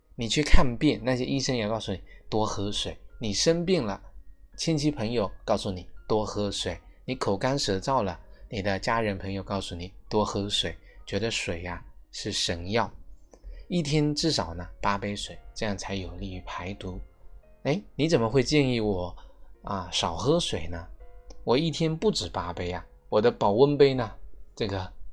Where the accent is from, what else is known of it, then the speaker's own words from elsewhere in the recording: China; 我们是中国人，我们是中国人的脾胃